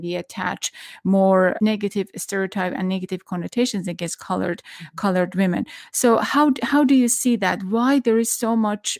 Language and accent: English; Iran; moved away; I'm from Iran.